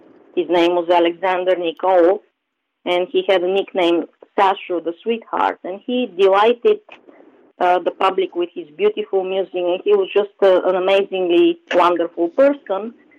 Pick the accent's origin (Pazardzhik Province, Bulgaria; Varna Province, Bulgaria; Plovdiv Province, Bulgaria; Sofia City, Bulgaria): Sofia City, Bulgaria; Sofia; moved away as an adult; now in United States; I was born and raised in Sofia, which is the capital of Bulgaria, and I spent the first half of my life today under communism, and the second half in the United States.